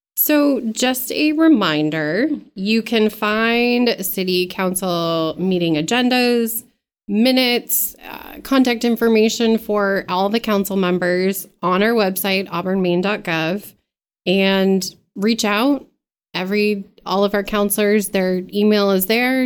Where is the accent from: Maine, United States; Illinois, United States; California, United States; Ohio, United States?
Maine, United States; Mechanic Falls; I'm from Mechanic Falls, so in R S U sixteen